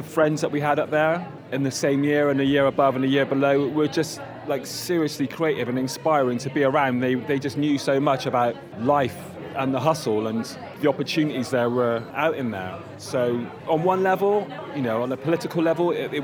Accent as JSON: {"language": "English", "town": "Bristol", "region": "South West England", "country": "United Kingdom", "tie": "born or raised there", "said": "I'm from Bristol, originally grew up in Norwest"}